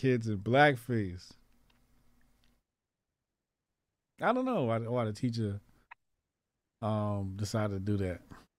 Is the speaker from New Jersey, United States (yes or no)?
yes; Newark, New Jersey, United States; I'm from Newark.